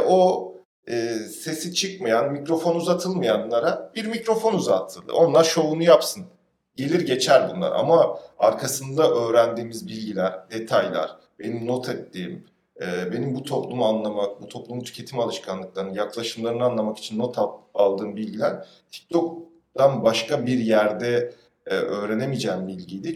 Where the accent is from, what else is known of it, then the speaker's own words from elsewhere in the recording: Istanbul, Turkey; Ben mesela tarla başında büyüdüm.